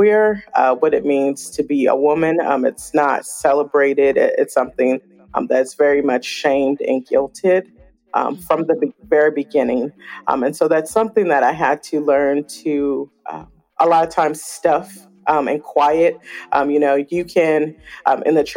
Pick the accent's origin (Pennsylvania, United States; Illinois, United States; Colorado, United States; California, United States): California, United States; Oakland; I grew up in Oakland, California